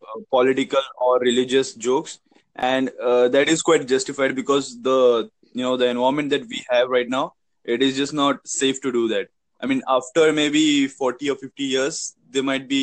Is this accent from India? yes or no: yes; India; I'm from India